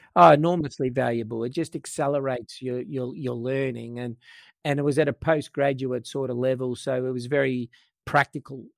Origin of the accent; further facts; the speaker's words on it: Australia; I was from Australia